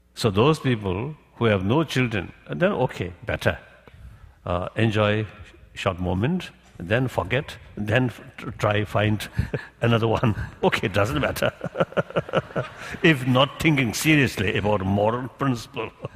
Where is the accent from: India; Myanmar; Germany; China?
China; Tibet; moved away as an adult; age 24, I lost my own country